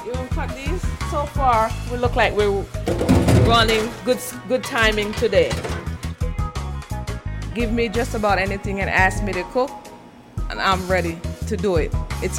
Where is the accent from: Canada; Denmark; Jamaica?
Jamaica; moved away; I was born in Jamaica. I'm the first of 11 kids